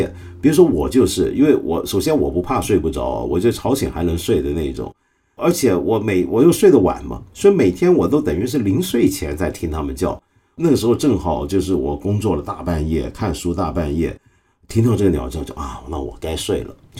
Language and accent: Chinese; China; 我们中国人